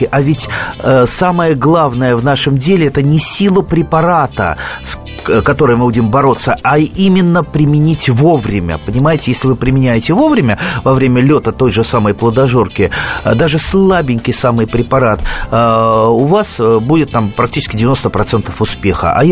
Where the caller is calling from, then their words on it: Krasnoyarsk, Krasnoyarsk Krai, Russia; Красноярск, здравствуйте.